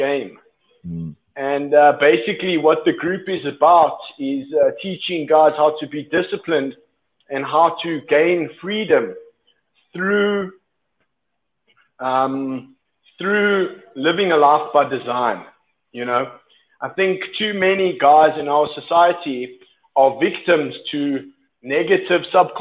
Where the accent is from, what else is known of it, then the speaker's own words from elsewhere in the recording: South Africa; moved away as an adult; now in Colombia; I'm from South Africa